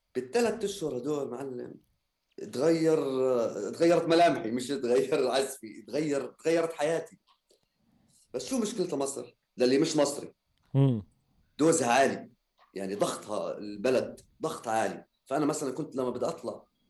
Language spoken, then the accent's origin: Arabic; Jordan; احنا موسيقيين اردنيين